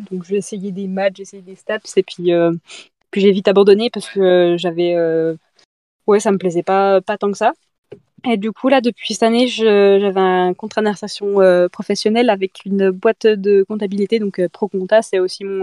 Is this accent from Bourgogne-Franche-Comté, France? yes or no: yes; Doubs, Bourgogne-Franche-Comté, France; pas jurassienne, Doubliste.